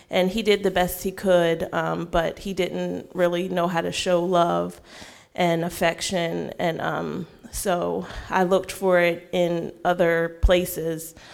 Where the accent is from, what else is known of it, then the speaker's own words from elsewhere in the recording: Frederick, Maryland, United States; Um, I'm from Frederick, Maryland. Um, I grew up um, raised in the church.